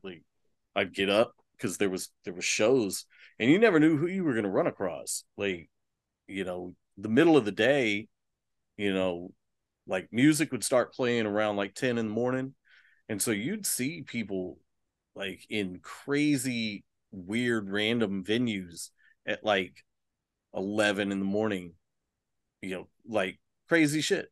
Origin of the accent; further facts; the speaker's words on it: Austin, Texas, United States; growing up in Austin